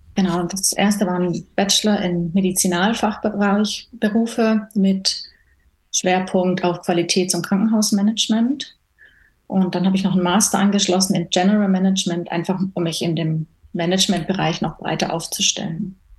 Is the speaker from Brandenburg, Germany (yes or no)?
no; Baden-Württemberg, Germany; moved away as an adult; now in Switzerland; Ich komme ursprünglich, komme ich eben aus Deutschland, ähm, aus Baden-Württemberg